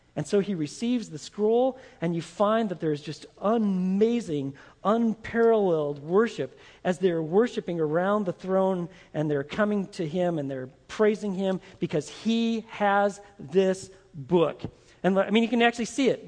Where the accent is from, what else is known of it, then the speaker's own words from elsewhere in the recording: Texas, United States; I'm from Texas, and if I'm a Texas Christian believer